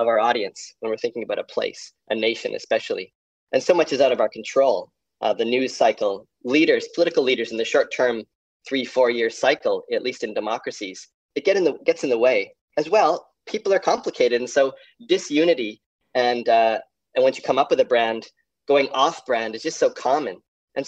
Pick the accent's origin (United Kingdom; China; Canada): Canada; moved away as an adult; now in Tasmania, Australia; I grew up in Canada